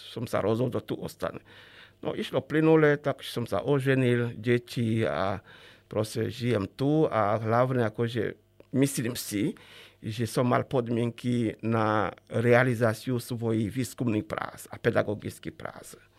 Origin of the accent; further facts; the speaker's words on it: Chad; Slovak is a second language; moved away as an adult; now in Slovakia; E, vtedy experti z Československa pôsobili u nás v Čade e, v rámci programu pre rozvoj a vývoj rozvojových krajín.